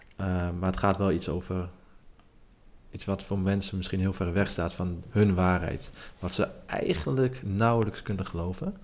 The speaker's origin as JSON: {"language": "Dutch", "town": "Nijverdal", "region": "Overijssel", "country": "Netherlands", "said": "ik kom uit Nijverdal, maar was geen bekende Nijverdaller"}